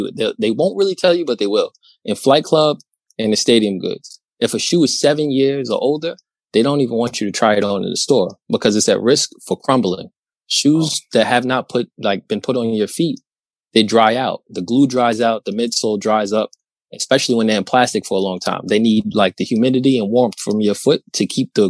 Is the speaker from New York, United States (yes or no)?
yes; New York, United States; I'm from New York. I'm in New York